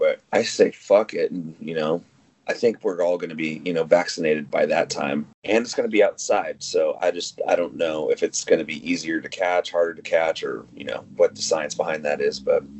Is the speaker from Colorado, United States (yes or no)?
no; Las Vegas, Nevada, United States; You know, Jake and I came from Vegas. We moved out here, you know, hopped into a boxcar, headed to the West Coast.